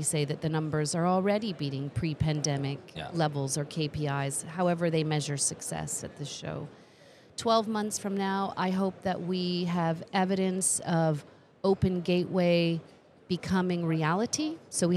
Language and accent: English; Canada; moved away; as a Canadian